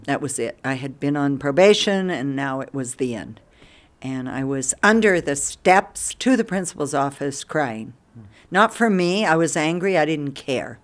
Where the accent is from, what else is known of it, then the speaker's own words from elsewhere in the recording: Durango, Colorado, United States; moved away as an adult; now in India; I was born in Durango, Colorado. Not Durango exactly. We lived outside. We lived twenty miles out